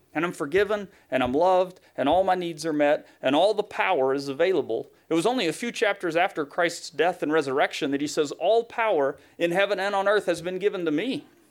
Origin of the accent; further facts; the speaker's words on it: Tennessee, United States; accent: Southern; moved away; I'm from Tennessee by this point.